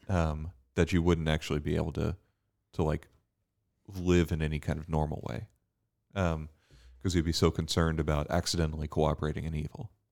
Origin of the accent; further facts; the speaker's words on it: United States; as an American